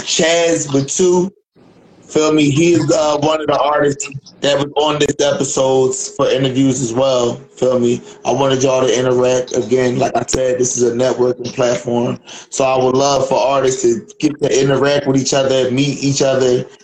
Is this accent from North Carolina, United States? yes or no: no; Philadelphia, Pennsylvania, United States; No, I'm from Philly though, bro.